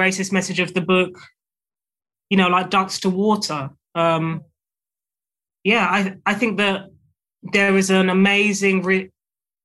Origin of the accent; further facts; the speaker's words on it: United Kingdom; being a British author